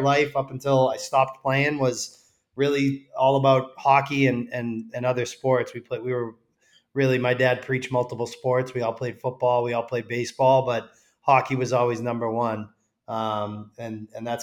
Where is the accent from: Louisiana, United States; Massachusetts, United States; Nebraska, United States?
Massachusetts, United States; I grew up in Massachusetts